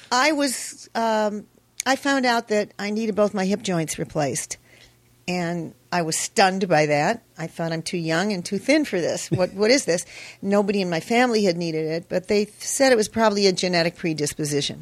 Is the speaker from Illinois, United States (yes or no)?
yes; Chicago, Illinois, United States; accent: Chicago; moved away as an adult; now in Los Angeles, United States; I'm from, okay, I'll do it in my Chicago voice. North Side